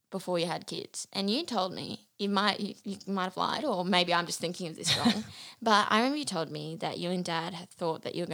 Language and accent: English; Bundaberg, Queensland, Australia; also born or lived in Brisbane / Biloela; We also moved back to Bundaberg. So I was born in Bundaberg, raised here for a few years. Then we went to Brisbane, which is like very different to Bundaberg.